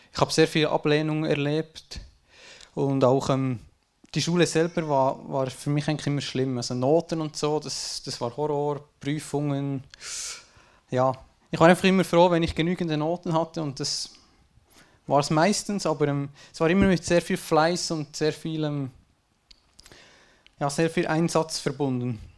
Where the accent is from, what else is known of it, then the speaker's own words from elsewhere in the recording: Switzerland; geboren bin ich in einem schön vertrauten kleinen Dorf in der Schweiz. Äh, ich sage, ich hatte eine gute Kindheit, schön behütet von den Eltern und so.